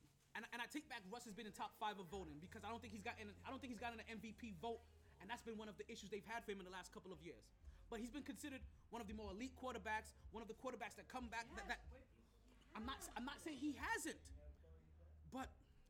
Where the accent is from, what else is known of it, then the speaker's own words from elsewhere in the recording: Jamaica; I'm aggressive by nature. I'm Jamaican. This is how we talk.